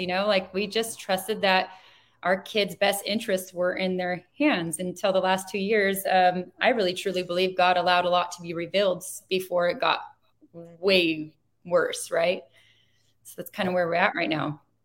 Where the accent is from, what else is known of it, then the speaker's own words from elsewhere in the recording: Chino, California, United States; I grew up in Chino Valley. I was born in Chino Hospital